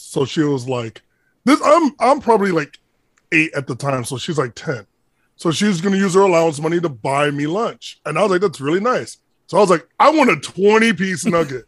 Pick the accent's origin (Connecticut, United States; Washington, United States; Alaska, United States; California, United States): Connecticut, United States; Hartford; I'm from Hartford, Connecticut